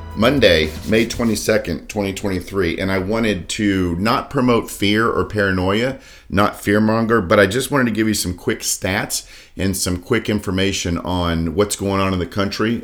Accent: Daytona Beach, Florida, United States; I grew up, born and raised in Daytona Beach

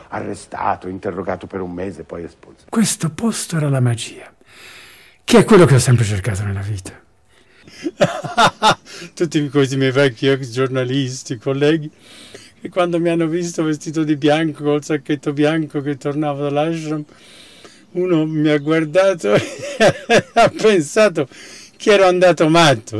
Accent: Italy; moved away as an adult; also born or lived in China / United States; Perché italiano, lavoravo per i tedeschi, avevo imparato il cinese in America

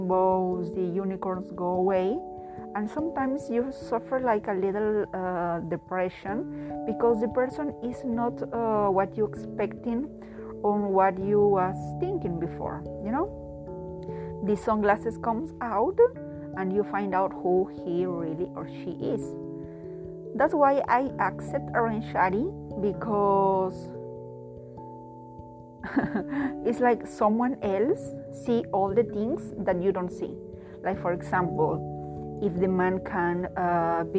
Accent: Peru; I am a Latin person, I am from Peru, South America

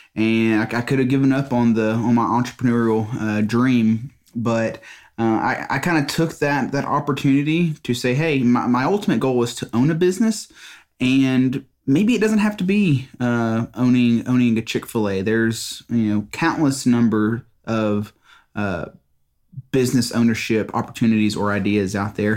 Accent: Mississippi, United States; I'm from Mississippi

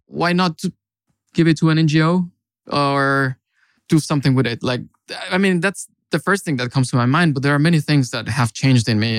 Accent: Mexico; moved away as an adult; now in Finland; I come from Mexico, actually. And I've been in Finland for five years also

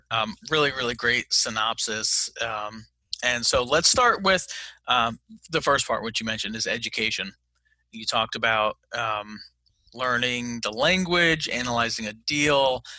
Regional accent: Fayetteville, United States; I have no real estate experience whatsoever. but I like Matt because I'm from Fayetteville and he's investing there

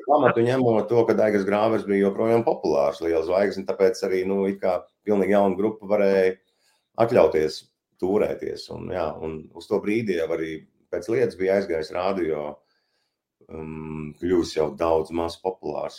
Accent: Varakļāni, Varakļāni Municipality, Latvia; moved away as an adult; esmu piedzimis Varakļānos, uzaudzis tur, pabeidzis Varakļānu vidusskolu

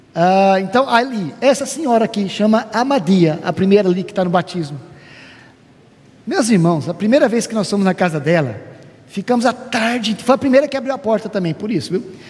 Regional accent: Brazil; moved away; somos brasileiros

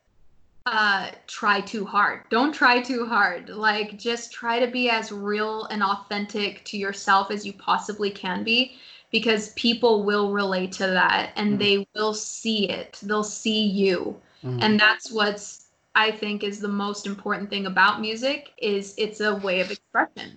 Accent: Seattle, Washington, United States; I grew up in Seattle. And I lived, like, specifically in the Bothell area

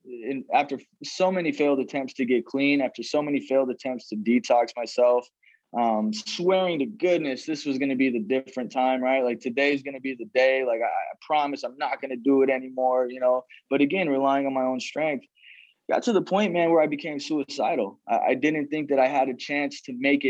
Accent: Phoenix, Arizona, United States; I was born in Phoenix, Arizona to two teenage parents.

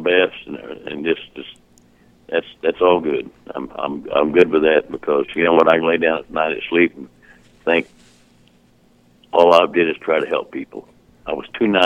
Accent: Southern Illinois, United States; born or raised there; also born or lived in North Aurora, Illinois

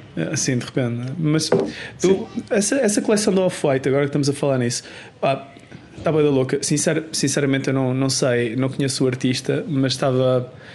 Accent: Portugal; moved away as an adult; now in Sweden; desde que saí de Portugal

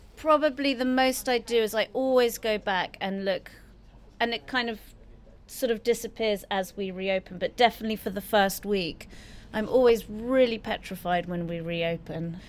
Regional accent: London, United Kingdom; I was born in London and grew up in London.

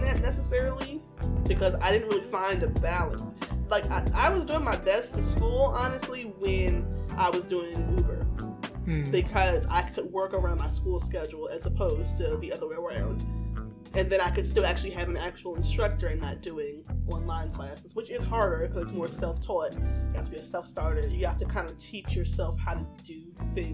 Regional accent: Virginia, United States; now in Maryland, United States; I'm from Virginia and I currently live in Maryland

